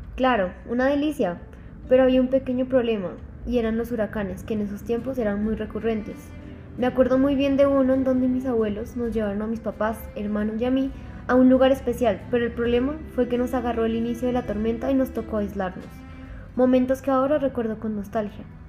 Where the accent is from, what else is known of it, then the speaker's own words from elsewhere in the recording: Mérida, Yucatán, Mexico; now in Colombia; Nací en Mérida, en el estado de Yucatán, de México, en el 2001.